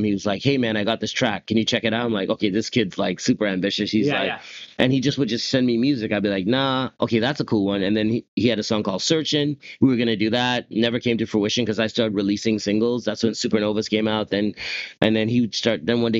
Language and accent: English; Whitby, Ontario, Canada; Locked down in my hometown of Whitby, Ontario